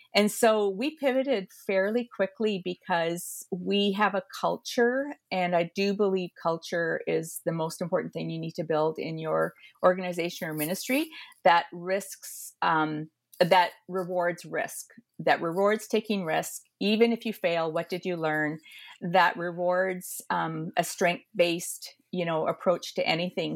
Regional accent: Edmonton, Alberta, Canada; moved away as an adult; now in Toronto, Canada; I am an Alberta girl, a prairie girl, born and raised in Edmonton.

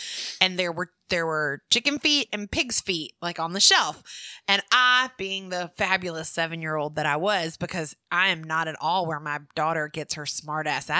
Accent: Alabama coast, United States; I grew up in Alabama on the coast

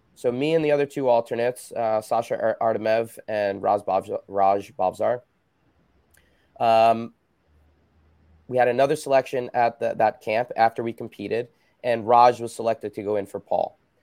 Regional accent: New Jersey, United States; moved away as an adult; also born or lived in Belmar, New Jersey; now in West Coast, United States; I grew up in Jersey

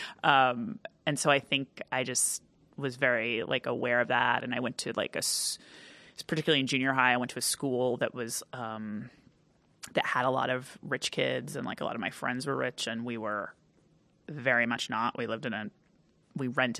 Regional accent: California, United States; also born or lived in Park Rapids, Minnesota; I grew up in California

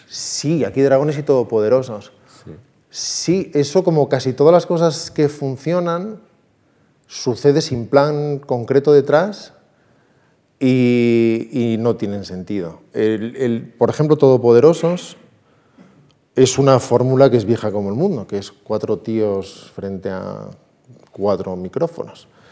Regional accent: Salamanca, Castile and León, Spain; also born or lived in Pazos Hermos, Ourense, Galicia; Si me preguntaras de dónde eres, te diría de Salamanca.

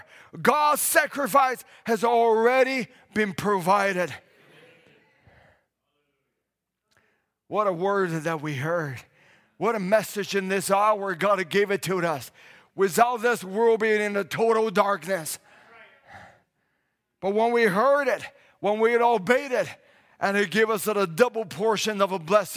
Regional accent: China; now in Canada; I come from China and coming into Canada

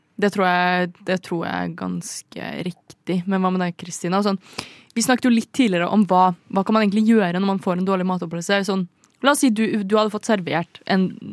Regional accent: Indre Østfold, Norway; now in Oslo, Norway; Jeg er fra Indre Østfold

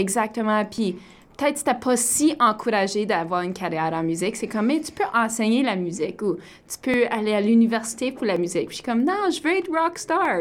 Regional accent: northern Ontario, Canada; j'ai grandi au nord de l'Ontario, donc je suis fière franco-ontarienne et aussi Abenaki

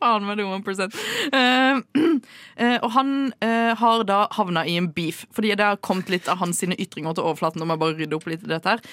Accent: Sørlandet, Norway; som sørlending

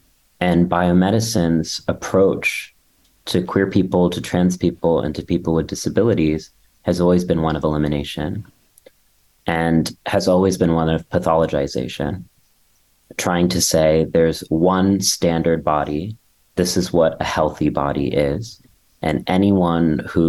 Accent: India; now in New York City, United States; I'm being interrupted by a siren, so you know that I'm truly in New York City. And I am Indian and gender nonconforming

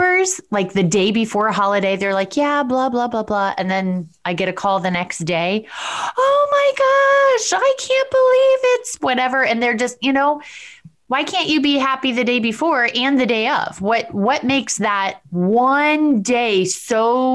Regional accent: Orlando, Florida, United States; now in Ohio, United States; I grew up in Orlando where we had no family around

